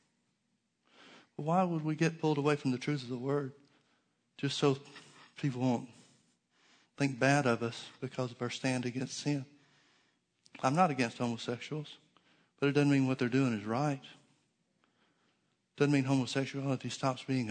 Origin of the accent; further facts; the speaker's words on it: United States; I'm always going to be more Christian than I am American